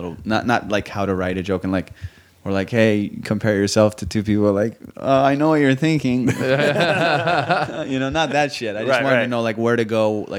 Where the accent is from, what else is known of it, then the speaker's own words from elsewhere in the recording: Southern California, United States; also born or lived in Iran; in Iran and grew up in Southern California.